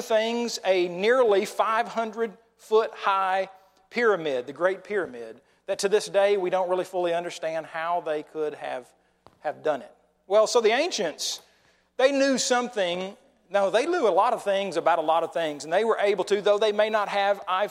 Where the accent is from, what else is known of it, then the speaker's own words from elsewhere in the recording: Oklahoma, United States; moved away; I'm from Oklahoma and we just were a decade or so behind